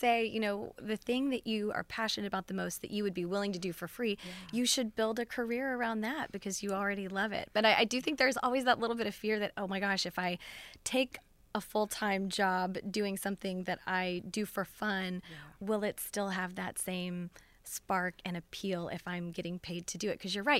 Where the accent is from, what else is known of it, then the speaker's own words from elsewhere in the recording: Texas, United States; I'm a native Texan.